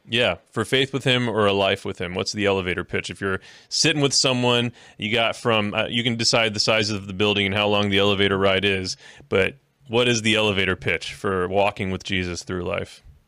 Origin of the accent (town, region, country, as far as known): Bowling Green, Ohio, United States; born or raised there; also born or lived in Miami, Florida